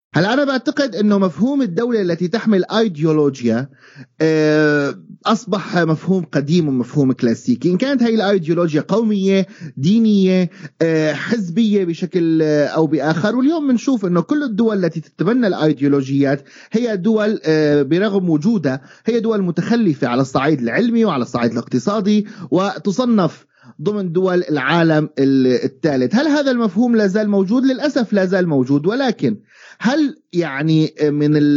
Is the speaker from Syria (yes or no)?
yes; Syria; moved away